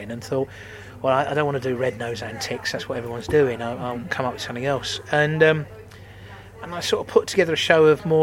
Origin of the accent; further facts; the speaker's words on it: Bromley, London, United Kingdom; moved away; I'm from Bromley, which is next to Eltham